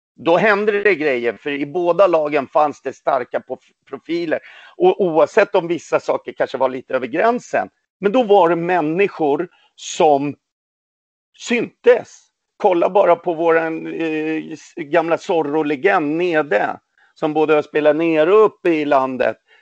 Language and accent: Swedish; Sweden; also born or lived in Poland; Jag är ju född i Polen, kom hit när jag var tre månader gammal